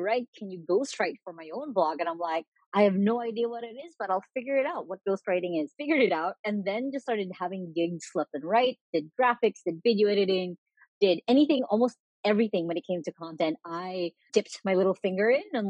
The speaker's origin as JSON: {"language": "English", "country": "Philippines", "tie": "born or raised there", "said": "here in the Philippines"}